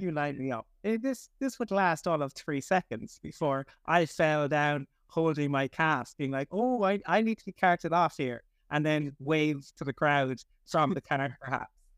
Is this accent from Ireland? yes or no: yes; Cork, Munster, Ireland; I'm from Cork originally, my mother is from Kerry